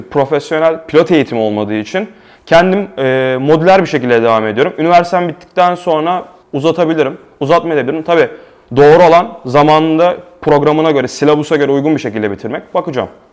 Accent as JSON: {"language": "Turkish", "region": "Istanbul", "country": "Turkey", "tie": "born or raised there", "moved": "as an adult", "lives_now": "Prague, Czech Republic", "said": "ben İstanbul'da doğup büyüdüm"}